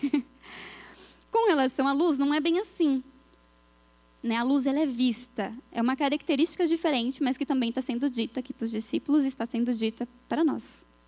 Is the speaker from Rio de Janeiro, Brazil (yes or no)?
no; Minas Gerais, Brazil; Eu fui criada em Minas